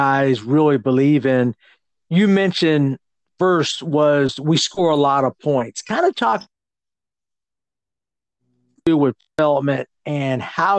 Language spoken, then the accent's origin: English; California, United States; I grew up in California